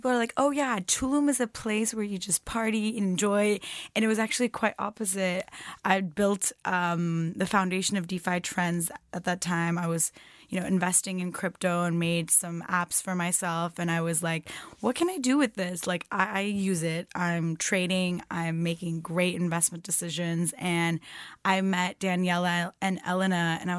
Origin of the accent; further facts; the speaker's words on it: Turkey; I'm from Turkey.